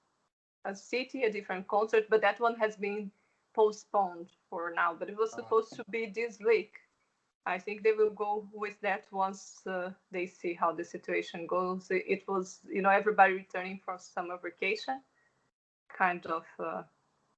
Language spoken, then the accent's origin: English; Brazil; English is a second language; moved away as an adult; now in Germany; I'm originally from Brazil, but I've been living in Germany here for some time now.